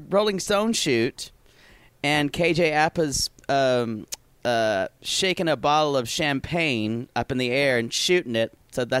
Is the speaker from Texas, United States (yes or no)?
no; South Carolina, United States; born or raised there; moved away